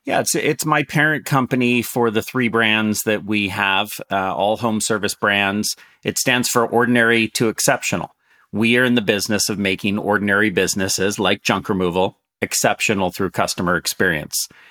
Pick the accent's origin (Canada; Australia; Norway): Canada; also born or lived in San Francisco, United States; I'm, I'm Canadian and I'm, I've been raised mostly in Canada